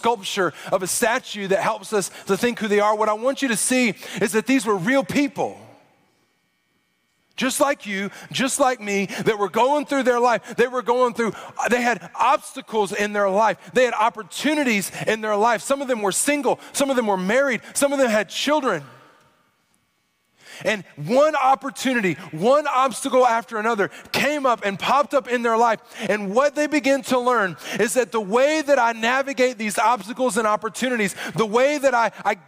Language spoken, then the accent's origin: English; Arkansas, United States; I'm from Arkansas